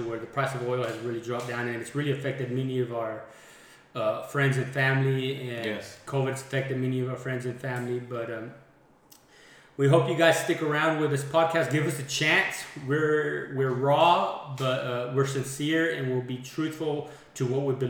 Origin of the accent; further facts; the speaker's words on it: Andrews, Texas, United States; moved away as an adult; now in Midland, United States; I'm from Andrews, Texas as well. I'm actually from 1980. Grew up here, went to school here